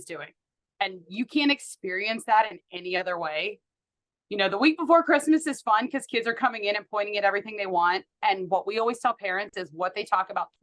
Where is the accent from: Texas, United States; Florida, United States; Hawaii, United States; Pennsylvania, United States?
Pennsylvania, United States; Pittsburgh; moved away as an adult; now in Wichita, United States; I grew up in Pittsburgh, Pennsylvania.